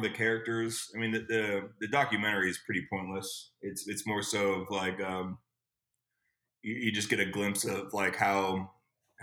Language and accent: English; West Coast, United States; also born or lived in Nashville / California; now in Indianapolis, United States; I'm from the West Coast